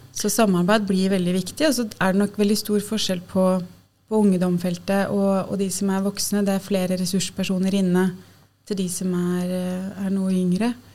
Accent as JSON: {"language": "Norwegian", "town": "Lillehammer", "region": "Innlandet", "country": "Norway", "moved": "as an adult", "lives_now": "Oslo, Norway", "said": "Jeg er um, fra Lillehammer opprinnelig. og har Bodd i Oslo siden jeg flytta hit for å studere sosialt arbeid"}